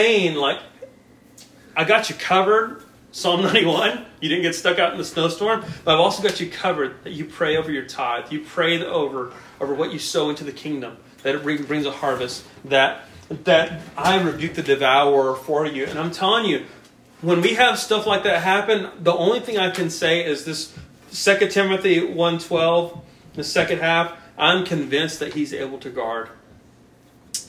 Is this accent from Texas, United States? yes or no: yes; Brownwood, Texas, United States; now in El Paso, United States; my old neighbor back in my hometown in Brownwood